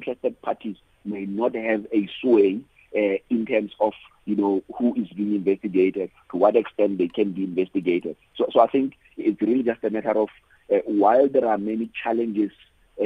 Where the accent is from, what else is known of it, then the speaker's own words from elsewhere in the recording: South Africa; as a South African